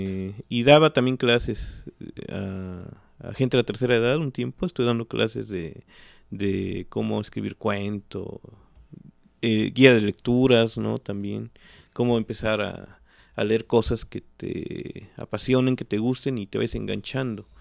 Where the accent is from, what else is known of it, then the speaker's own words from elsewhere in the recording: Mexico City, Mexico; now in Xalapa, Mexico; yo me crié en el centro de la Ciudad de México y en la UNAM, en toda esa, en la ciudad universitaria. Después regresamos a Jalapa